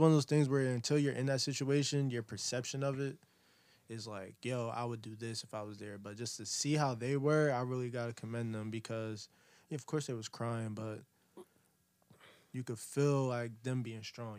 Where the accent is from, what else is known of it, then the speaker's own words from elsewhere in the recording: Camden, New Jersey, United States; I'm from Camden, New Jersey.